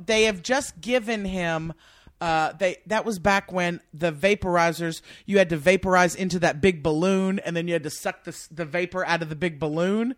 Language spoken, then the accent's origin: English; Lake Charles, Louisiana, United States; also born or lived in New Orleans; I'm really from Louisiana, originally from New Orleans, but I grew up in Lake Charles, really